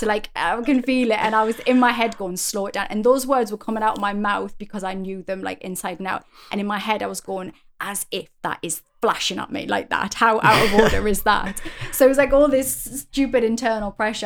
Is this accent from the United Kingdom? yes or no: yes; United Kingdom; as a British person